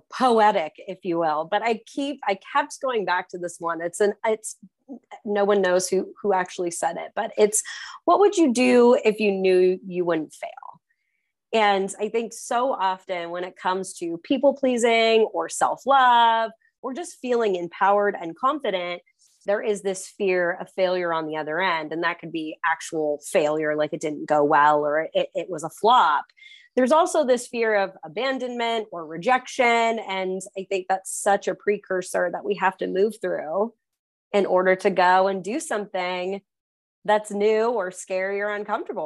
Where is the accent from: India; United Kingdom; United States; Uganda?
United States; California; growing up in California